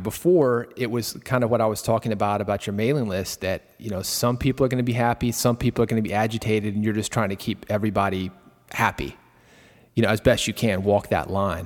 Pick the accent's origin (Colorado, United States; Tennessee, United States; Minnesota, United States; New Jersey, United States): Tennessee, United States; Nashville; I was born in Nashville